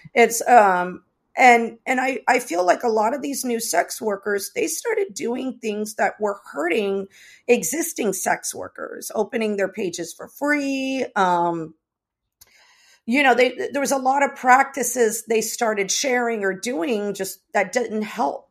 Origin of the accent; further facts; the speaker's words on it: United States; also born or lived in Los Angeles; I was raised here. I was raised in the States.